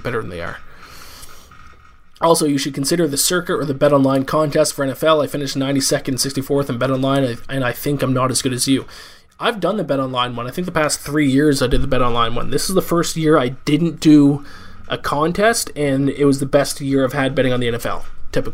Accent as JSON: {"language": "English", "country": "Canada", "moved": "yes", "lives_now": "New York City, United States", "said": "I'm a Canadian citizen, but I'm an American resident"}